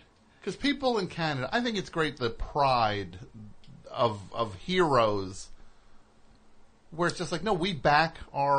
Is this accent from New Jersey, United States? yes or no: yes; New Jersey, United States; I'm from New Jersey.